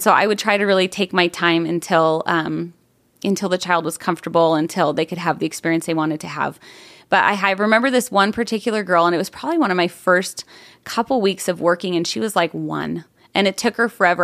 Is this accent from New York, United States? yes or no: yes; Buffalo, New York, United States; now in Arizona, United States; I grew up in upstate New York, um, just outside of Buffalo